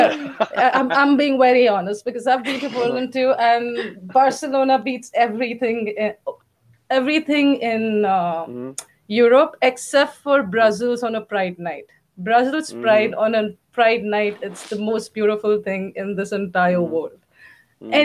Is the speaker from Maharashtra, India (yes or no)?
yes; Mumbai, Maharashtra, India; moved away as an adult; also born or lived in Belgium; now in Lisbon, Portugal; I grew up in Bombay